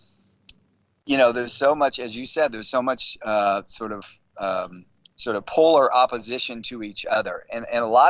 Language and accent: English; San Francisco, California, United States; born and raised in San Francisco